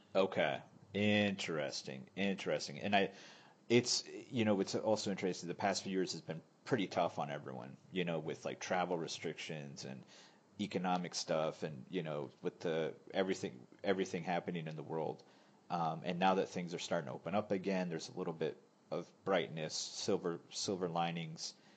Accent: United States; also born or lived in northern Thailand; now in Thailand; I'm American

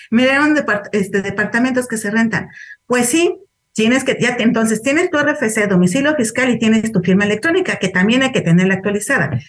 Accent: Veracruz, Mexico; yo vengo de Veracruz y puse el domicilio de, de Puebla porque era donde estaba viviendo.

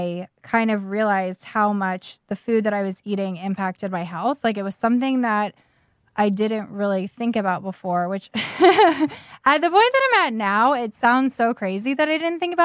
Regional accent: Pittsburgh, Pennsylvania, United States; moved away as an adult; also born or lived in Cincinnati / Chicago; now in Garrett County, United States; I'm from the Pittsburgh area, and I started working at Nordstrom there in college

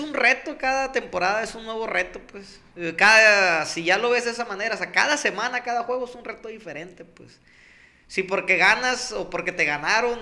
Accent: Pueblo Yaqui, Sonora, Mexico; la gente y yo, pues venimos de Pueblo Yaqui

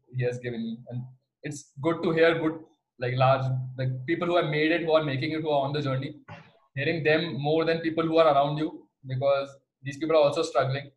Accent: Bhopal, Madhya Pradesh, India; I'm from Bhopal.

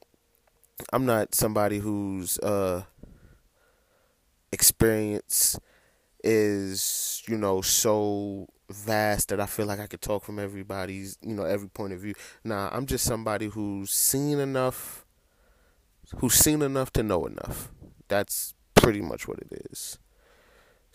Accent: United States; as an American

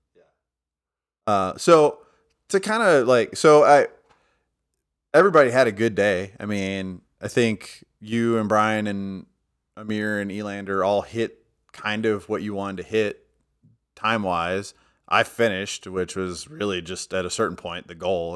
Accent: United States; I'm an ignorant American

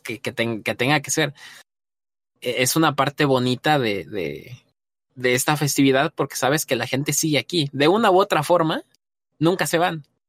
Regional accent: Mexico; como mexicano nos toca

